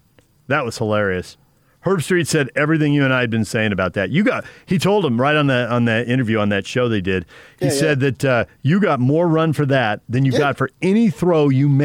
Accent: San Diego, California, United States; moved away; I grew up in San Diego

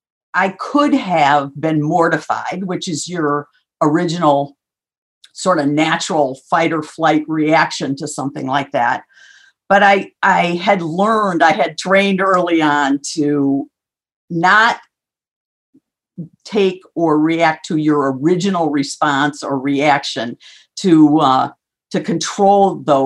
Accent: Minnesota, United States; now in Chicago, United States; So I was born in Minnesota and grew up there, moved several times when I was young, went to school in South Bend, Indiana, and then started my career here in Chicago.

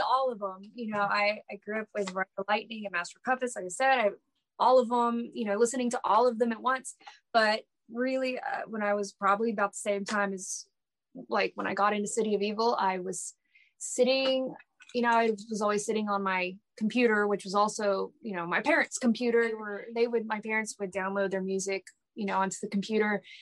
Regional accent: Dallas, Texas, United States; I'm from Dallas

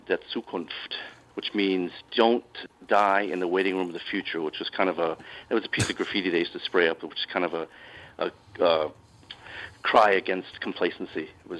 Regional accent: Baltimore, Maryland, United States; moved away as an adult; Baltimore. I grew up in Baltimore, and then just wanted to try living abroad.

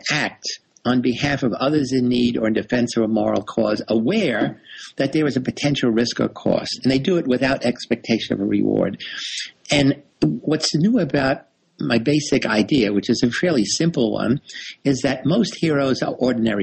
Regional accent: New York City, New York, United States; I grew up in the South Bronx in New York City

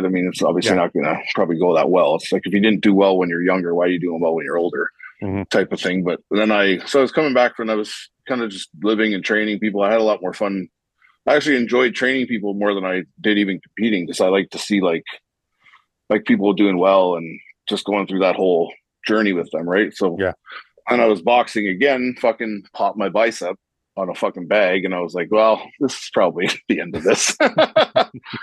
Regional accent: Toronto, Ontario, Canada; moved away as an adult; also born or lived in Rhode Island / New Jersey; I'm from Toronto

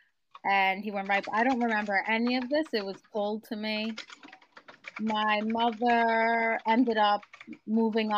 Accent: New York City, New York, United States; I grew up in Howard Beach, Queens, in New York City.

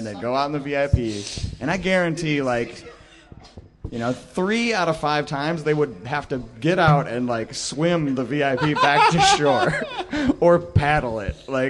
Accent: Detroit, Michigan, United States; moved away as an adult; also born or lived in Grand Rapids, Michigan; I'm from Detroit originally

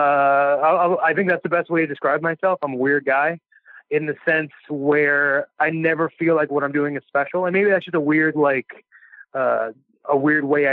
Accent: Cleveland, Ohio, United States; I'm from Cleveland

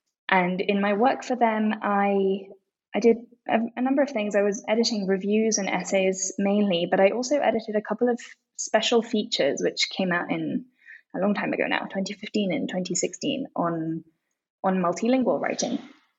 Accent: London, United Kingdom; also born or lived in Japan; now in Mexico City, Mexico; But after living in Japan for a while, I grew up mainly in London, and I studied languages and literature at the University of Oxford

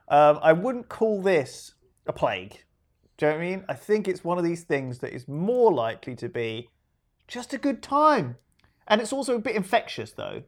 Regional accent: United Kingdom; We're British

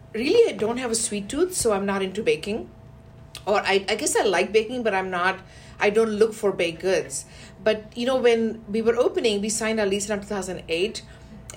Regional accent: India; moved away as an adult; also born or lived in Canada; now in Houston, United States; from India, I first went to Canada.

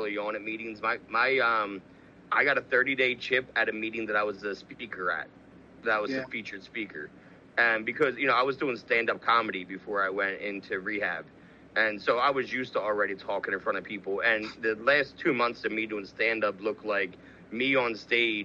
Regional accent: outside Camden, New Jersey, United States; also born or lived in Los Angeles; We grew up right outside of Camden, New Jersey.

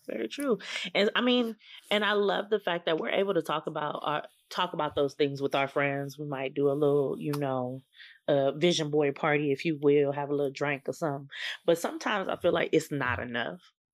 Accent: California, United States; I am from California, born and bred.

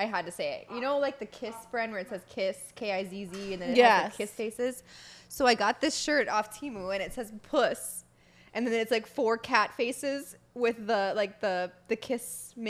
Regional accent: Florida, United States; I was born in Florida.

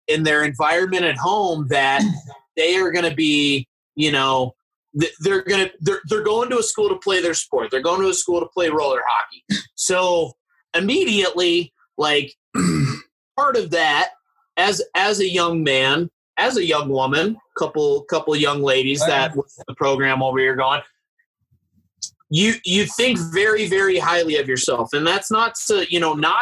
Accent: Colorado, United States; I'm from Colorado

